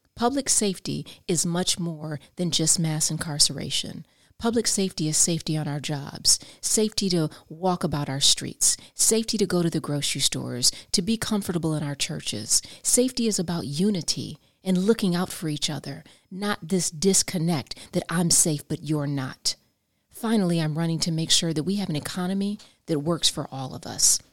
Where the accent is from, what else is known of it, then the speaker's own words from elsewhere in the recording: I-4 corridor, Florida, United States; my hometown, I four corridor